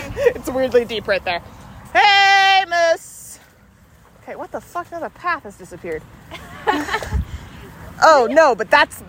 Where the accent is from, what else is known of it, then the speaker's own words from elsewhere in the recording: the South, United States; We're from the South.